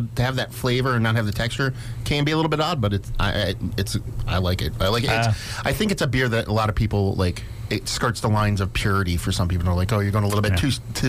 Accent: Jersey Shore, New Jersey, United States; growing up on the Jersey Shore, you know, clamming is what you do.

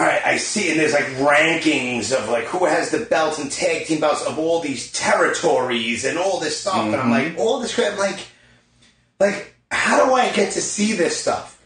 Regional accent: New York City, New York, United States; we're both from Brooklyn

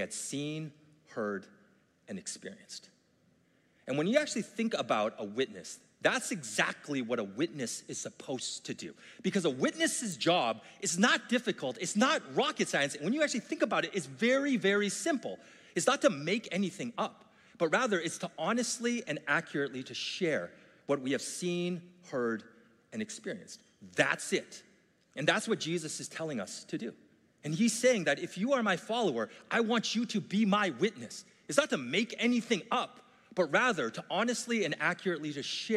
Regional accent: Vancouver, British Columbia, Canada; I grew up in Vancouver.

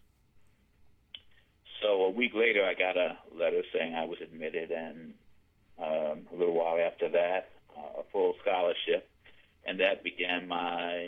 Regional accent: New York City, New York, United States; also born or lived in Harlem, New York City; I grew up mostly in the Bronx, started off in Harlem

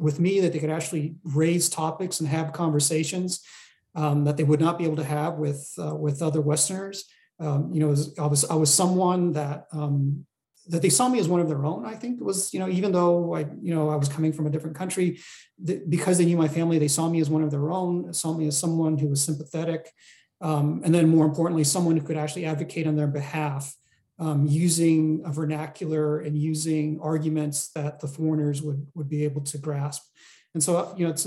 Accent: Los Angeles, California, United States; also born or lived in Taunggyi, Shan State, Myanmar / Sweden; So I spent most of my life in America, predominantly in Los Angeles

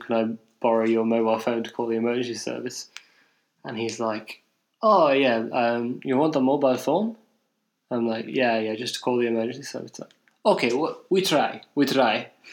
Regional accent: England, United Kingdom; I'm English.

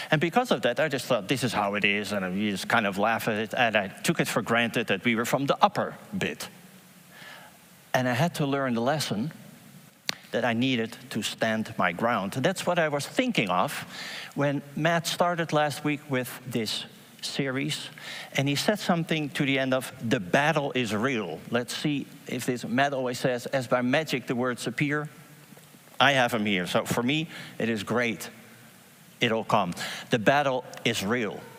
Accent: Haarlem, North Holland, Netherlands; I'm from Haarlem, my wife is from Haarlem, and uh, I'm actually from uh, the area that I'm going to give this example about

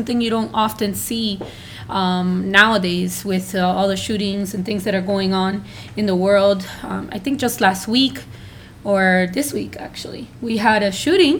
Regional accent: Miami, Florida, United States; also born or lived in Honduras; I'm from Miami and I've been here for 20 years, but I was originally born in Honduras.

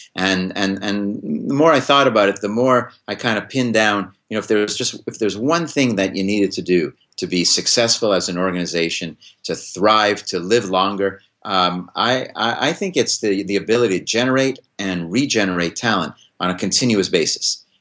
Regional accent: Montreal, Quebec, Canada; now in Hanover, United States; I grew up in Montreal

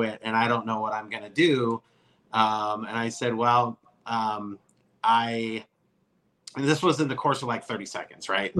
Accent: Seattle, Washington, United States; also born or lived in Portland, Oregon / Tacoma, Washington; I'm originally from Seattle, Washington, born and raised in Portland, Oregon, moved to Seattle when I was a kid

